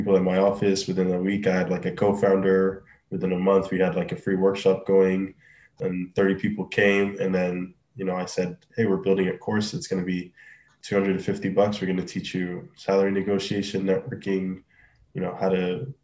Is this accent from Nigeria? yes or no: yes; Nigeria; moved away as an adult; now in Canada; I'm from Nigeria originally